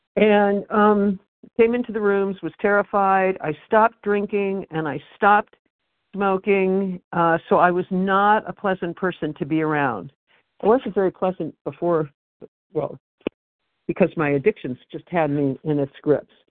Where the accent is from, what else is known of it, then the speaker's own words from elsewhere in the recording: West Coast, United States; I am from the West Coast